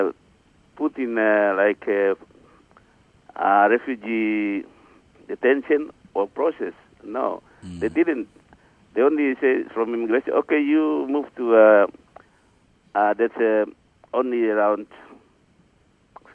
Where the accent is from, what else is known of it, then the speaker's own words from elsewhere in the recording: Ayamaru, Southwest Papua, Indonesia; English is a second language; moved away as an adult; now in Darwin, Australia; I was born in Ayamaru mm-hmm. in the highlands mm-hmm. on 1955, 11th of March